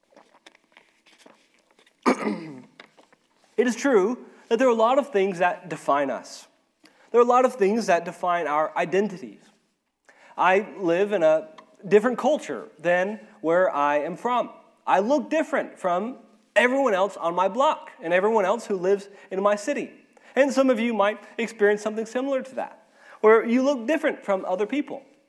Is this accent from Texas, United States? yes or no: no; Arkansas, United States; moved away as an adult; now in Ecuador; I am from Arkansas, I'm an Arkansan, or I'm an American